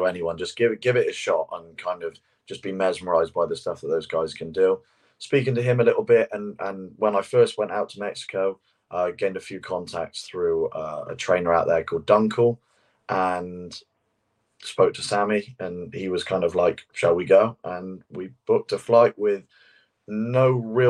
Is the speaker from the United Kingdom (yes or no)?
yes; England, United Kingdom; as two English guys